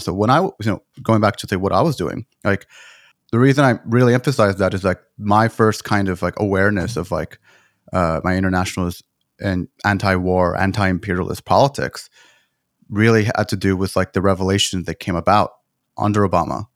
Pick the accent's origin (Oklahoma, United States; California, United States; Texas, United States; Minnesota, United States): Texas, United States; I grew up in Texas